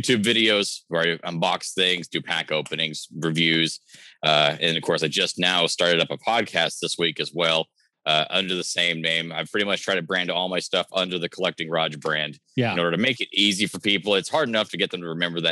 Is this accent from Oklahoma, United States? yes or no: yes; Oklahoma, United States; I've been born and raised in Oklahoma